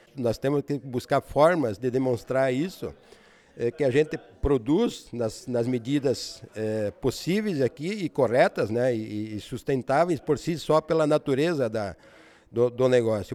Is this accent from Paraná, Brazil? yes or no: yes; Missal, Paraná, Brazil; moved away as an adult; now in Paraguay; Sou nascido na cidade de Missal, no Paraná, uma cidade pequena, né? colonizada por alemães, próximo daqui, 75 quilômetros de Foz do Iguaçu